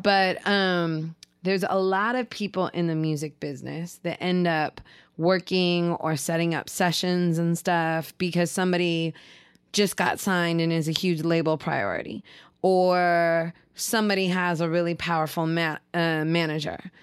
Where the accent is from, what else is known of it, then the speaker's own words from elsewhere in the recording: Seattle, Washington, United States; as a kid growing up in Seattle